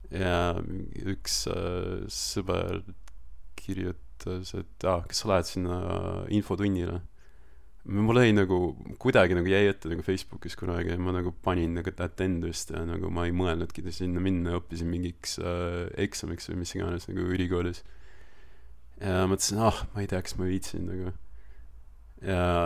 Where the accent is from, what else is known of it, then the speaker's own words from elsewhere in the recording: Estonia; moved away as an adult; also born or lived in Australia; now in New Zealand; ma kasvasin Eestis nagu üles ja ma ütlen, ma olen Eestist pärit